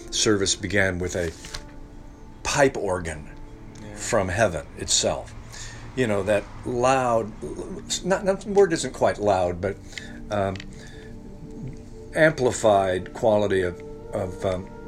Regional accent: Ohio, United States; In Northwest Ohio.

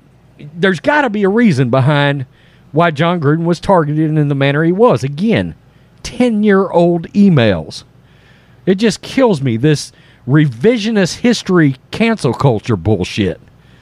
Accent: Florida, United States; I'm a child of the South. I was raised in Florida.

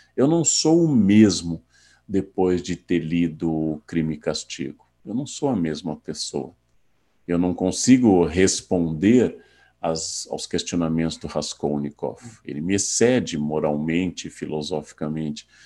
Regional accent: Rio Grande do Sul, Brazil; meu estado natal

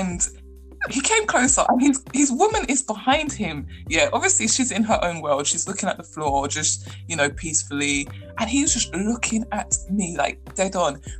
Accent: London, United Kingdom; born and raised in London

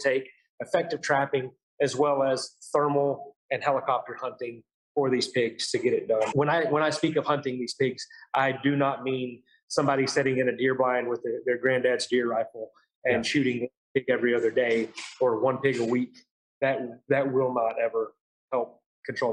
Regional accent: Marble Falls, Texas, United States; now in Lubbock, United States; I'm actually from Marble Falls, right up the road from you. I've been in Lubbock since 2003

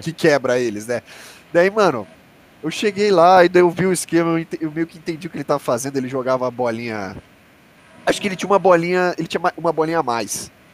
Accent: Brazil; eu falava que era do Brasil

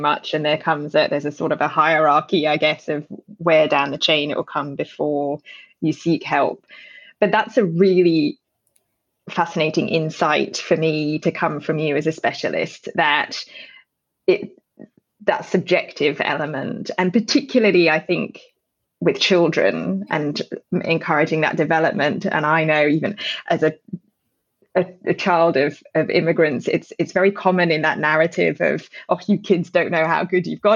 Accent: United Kingdom; now in Australia; as a Brit who moved, born and raised in the UK

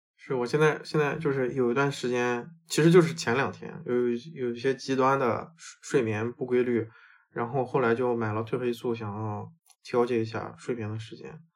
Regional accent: China; also born or lived in United States; now in Seattle, United States; 虽然这个对于可能说我们中国人来说根本就没有那么大的 People density，但是对于我以前的在美国生活 mindset 来说，这里的人真的很多。

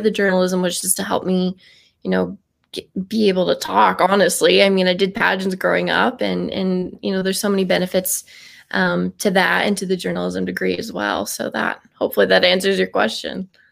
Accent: Cheyenne, Wyoming, United States; growing up in Wyoming next to one of the world's largest Air Force bases, um, F E Warren

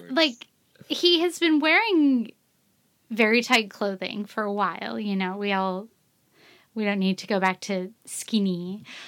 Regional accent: United States; moved away; My home country is America

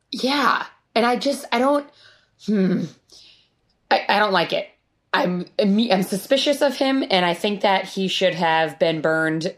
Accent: Rhode Island, United States; moved away; I grew up in Rhode Island, which isn't a super cold place

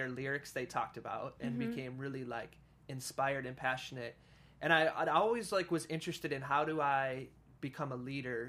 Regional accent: Wisconsin, United States; moved away as an adult; also born or lived in Florida; now in California, United States; I was born and raised in Wisconsin.

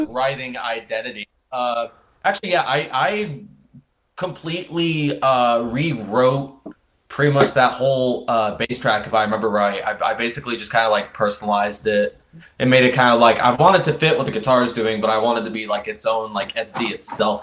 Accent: Indianapolis, Indiana, United States; from Indianapolis, Indiana.

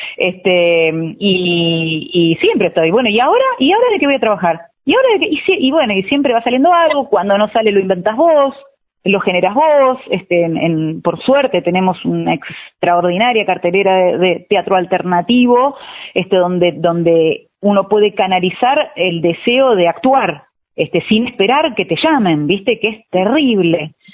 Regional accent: Trelew, Chubut, Argentina; moved away as an adult; now in Buenos Aires, Argentina; yo soy de Treleu

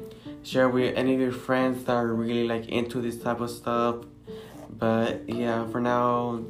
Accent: Texas, United States; We're both 17 from Texas

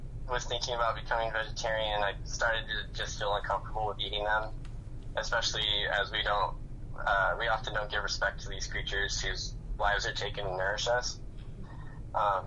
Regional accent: United States; now in Southern California, United States; I grew up in Clark County, and now I live in Southern California

